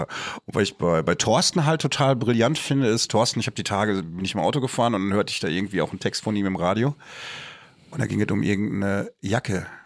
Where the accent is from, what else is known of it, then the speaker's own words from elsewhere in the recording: Bochum, North Rhine-Westphalia, Germany; ich komme aus Bochum